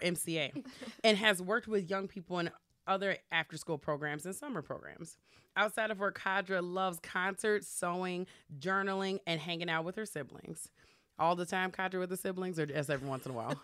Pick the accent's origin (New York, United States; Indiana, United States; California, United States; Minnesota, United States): Minnesota, United States; Minneapolis; also born or lived in Chicago; I grew up, uh, over in the South Minneapolis, like Lindale, uh, area